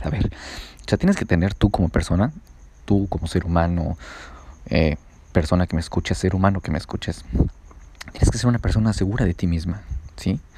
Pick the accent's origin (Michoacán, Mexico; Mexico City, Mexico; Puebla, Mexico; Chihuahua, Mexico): Puebla, Mexico; moved away as an adult; now in San José del Cabo, Mexico; soy de Puebla